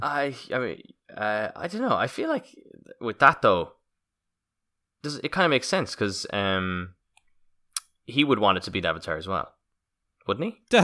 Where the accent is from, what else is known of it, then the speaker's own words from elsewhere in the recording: Roscommon, Connacht, Ireland; I'm from Roscommon